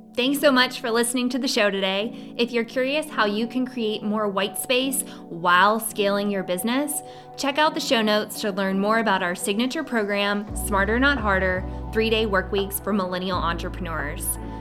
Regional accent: Savannah, Georgia, United States; my hometown of Savannah, Georgia

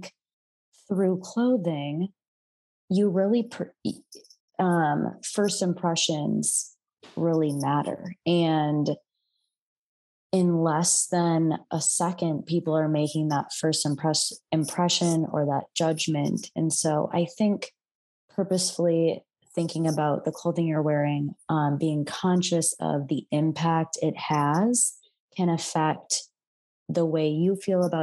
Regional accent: Midwest, United States; now in San Francisco Bay Area, United States; And I grew up in the Midwest

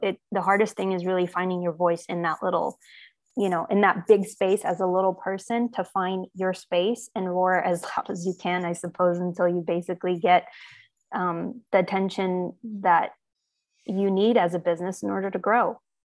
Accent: Armenia; now in United States; I was born in Armenia

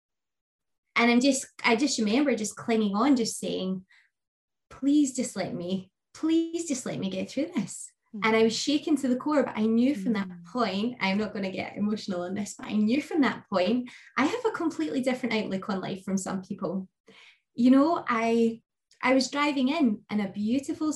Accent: Scotland, United Kingdom; I am Scottish, based in the UK. I live in the beautiful west coast of Scotland

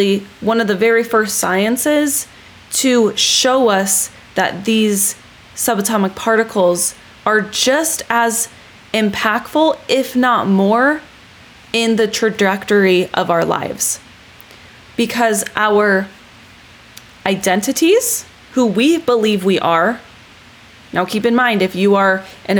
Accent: California, United States; I was born in California

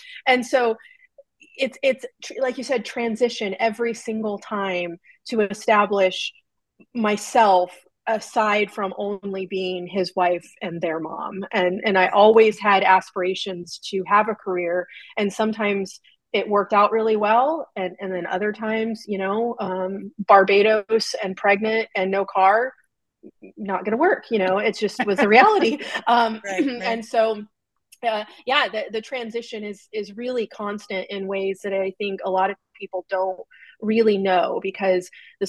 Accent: California, United States; That's the benefit of growing up in Southern California.

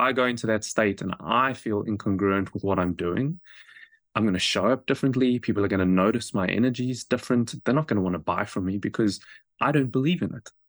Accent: South Africa; moved away as an adult; now in New Zealand; I grew up in South Africa

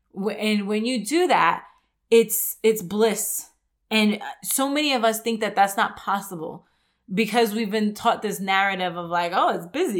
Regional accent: New York, United States; moved away; I grew up in New York

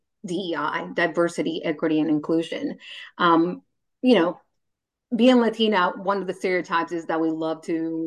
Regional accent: Honduras; now in United States; I grew up in Honduras. I didn't have air conditioning growing up

